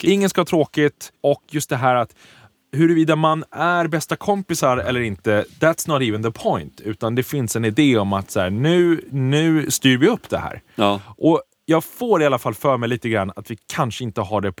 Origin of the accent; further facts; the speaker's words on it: Prague, Czechia; now in Sweden; Prag är min hemstad.